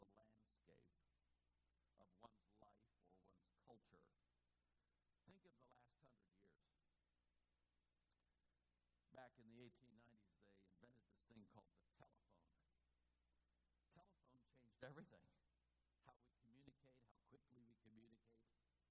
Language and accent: English; Oakland, California, United States; I grew up in Oakland in the 50s